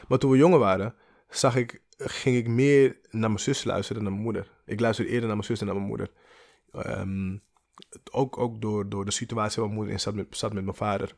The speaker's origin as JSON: {"language": "Dutch", "town": "Amsterdam", "region": "North Holland", "country": "Netherlands", "tie": "born or raised there", "said": "in Amsterdam, in de pijp"}